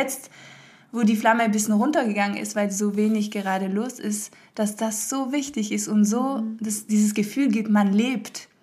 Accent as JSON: {"language": "German", "country": "France", "tie": "born or raised there", "also_born_or_lived": "Hamburg, Germany / Berlin, Germany", "moved": "yes", "lives_now": "Germany", "said": "meine Mama ist deutsch, mein Papa ist Holländer und ich bin in Frankreich groß geworden"}